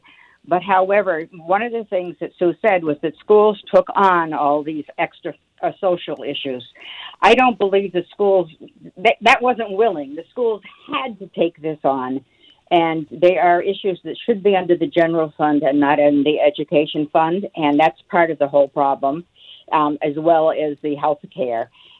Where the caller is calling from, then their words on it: Dummerston, Vermont, United States; Good morning. I'm from Dummerston, Vermont.